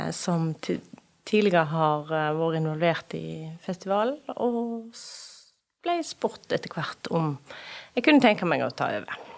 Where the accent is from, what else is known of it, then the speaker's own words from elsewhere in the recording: Bømlo, Vestland, Norway; jeg er mostring. Ja. Jeg kommer fra Moss der, på Bømlo. Bor på Bømlo